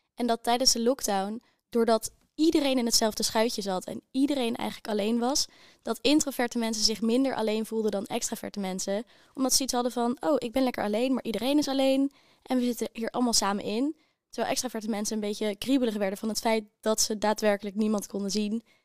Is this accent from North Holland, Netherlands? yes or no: yes; Amsterdam, North Holland, Netherlands; moved away as an adult; Ik kom uit Amsterdam